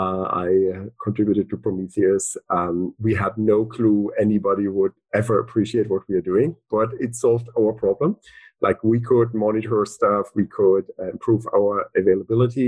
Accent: Berlin, Germany; moved away as an adult; also born or lived in Dublin, Ireland; I'm from Berlin. I was all my life in Berlin, essentially, until I got that Google job, which was in Dublin, Ireland

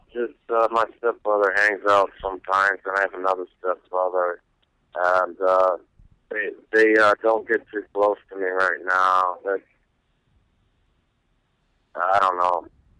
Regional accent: Detroit, Michigan, United States; also born or lived in Canada / Los Angeles / New York / China; I grew up, I was born in Canada and my parents moved me to Detroit and then I lived in Los Angeles, New York. I lived in China, Germany, Poland. And France.

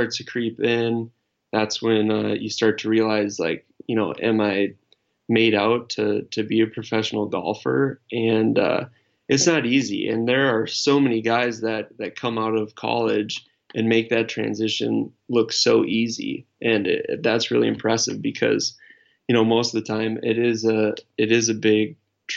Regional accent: Wisconsin, United States; when I was growing up in Wisconsin

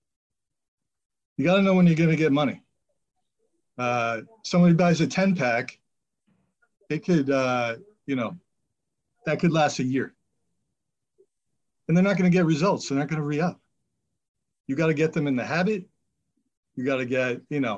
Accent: Marblehead, Massachusetts, United States; also born or lived in Billerica; I moved back to my hometown, Marblehead

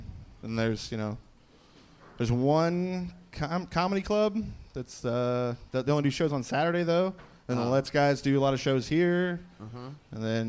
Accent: Mooresville, Indiana, United States; No, I'm from Mooresville, Indiana, south of Indianapolis.

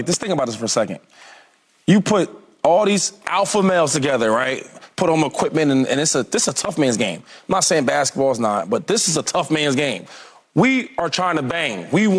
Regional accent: Harrisburg, Pennsylvania, United States; I don't know if you knew this, but I'm from the same city he from.

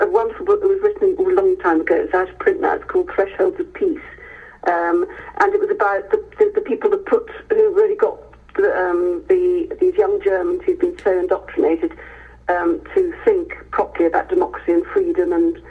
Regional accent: Hereford, West Midlands, United Kingdom; moved away; I grew up in Hereford

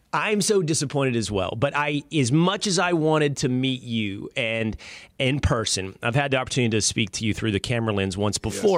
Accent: Texas, United States; that manly culture that I grew up with in Texas

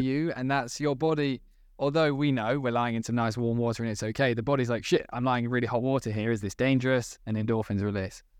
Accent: United Kingdom; as British people

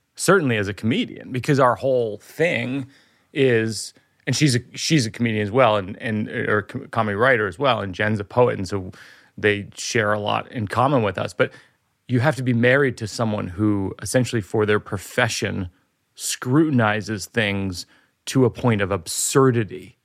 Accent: Boston, Massachusetts, United States; my hometown.

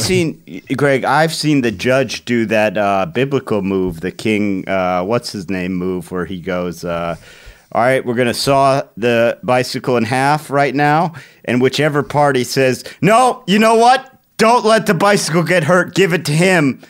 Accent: Cleveland, Ohio, United States; growing up in Cleveland, I had a bunch of friends that went there.

